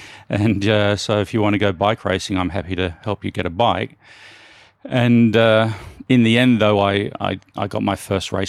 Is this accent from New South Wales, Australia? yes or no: yes; Turramurra, New South Wales, Australia; I grew up in the northern suburbs of Sydney in Australia, a little suburb called Tarramurra. And yeah, we were, you know, lower middle class family. We lived in like a three bedroom fibro home in quite a nice area